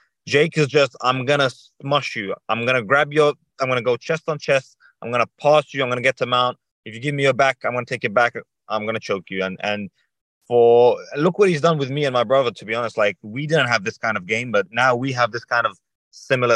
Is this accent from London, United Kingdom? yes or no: yes; London, United Kingdom; I grew up in London. Yeah, I grew up in London.